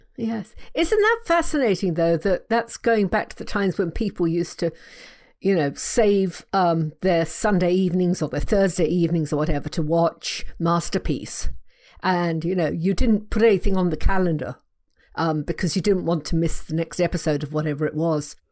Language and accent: English; England, United Kingdom; I'm English